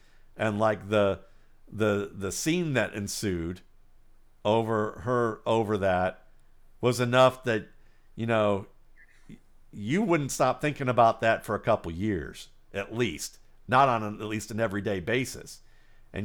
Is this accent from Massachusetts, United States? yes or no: no; Cleveland, Ohio, United States; moved away; also born or lived in Atlanta, Georgia; I grew up in Cleveland, Ohio, which is one of the most segregated places in the United States.